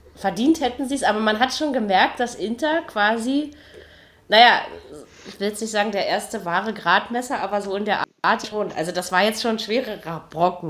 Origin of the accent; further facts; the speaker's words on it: East Germany, Germany; als Ossi